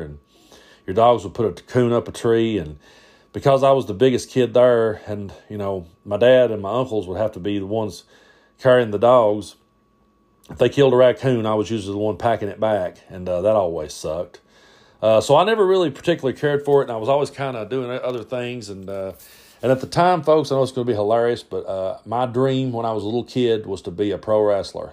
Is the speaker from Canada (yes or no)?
no; Middlesboro, Kentucky, United States; also born or lived in Tazewell, Claiborne County, Tennessee; now in Cumberland Gap, Tennessee, United States; I grew up, uh, in Middlesboro